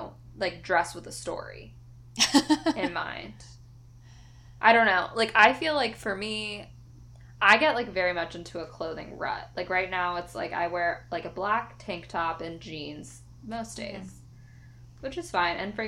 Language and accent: English; California, United States; I'm from California